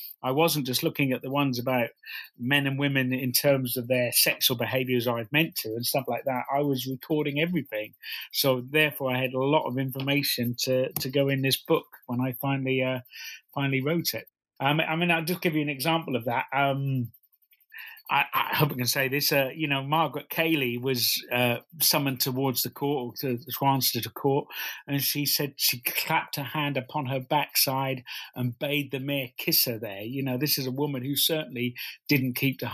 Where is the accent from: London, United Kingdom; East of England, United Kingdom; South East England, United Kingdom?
East of England, United Kingdom; Norwich; I come from Norwich